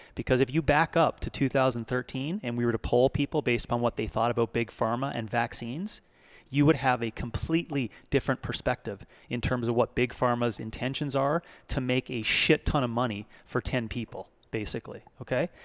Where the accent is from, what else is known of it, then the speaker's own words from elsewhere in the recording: Canada; now in United States; Being a Canadian coming into America